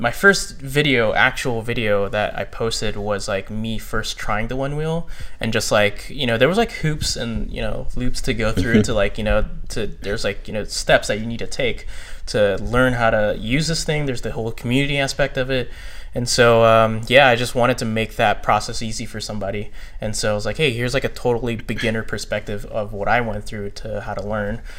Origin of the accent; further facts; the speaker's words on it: Virginia, United States; also born or lived in Texas / Tennessee; I actually kind of like started in Texas as like you know toddler, and then moved to Tennessee, um, and then I lived lived the bulk of my life in uh, Northern Virginia